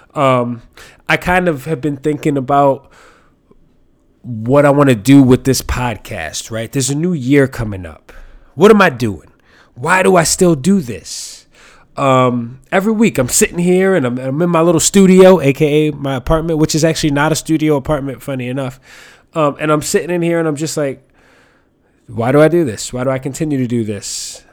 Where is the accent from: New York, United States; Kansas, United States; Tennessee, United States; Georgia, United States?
New York, United States; New York City; I grew up here in New York